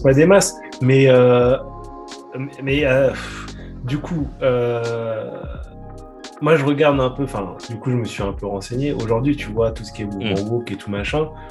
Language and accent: French; France; en tant que français